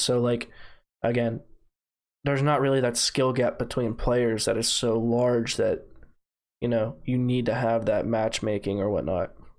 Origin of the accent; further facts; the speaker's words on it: United States; I'm American